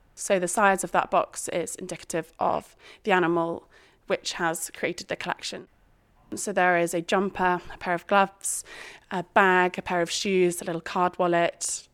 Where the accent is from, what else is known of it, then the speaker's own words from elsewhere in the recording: Shropshire, West Midlands, United Kingdom; I was brought up in Shropshire as part of a very farming family